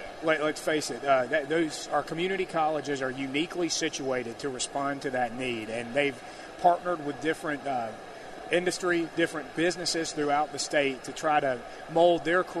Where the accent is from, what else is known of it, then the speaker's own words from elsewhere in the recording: Pascagoula, Mississippi, United States; I come from the Gulf Coast, Pascagoula.